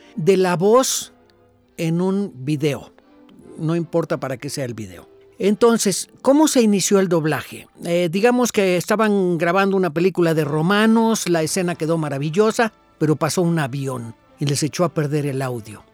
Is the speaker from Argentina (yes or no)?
no; Mexico; nosotros, los mexicanos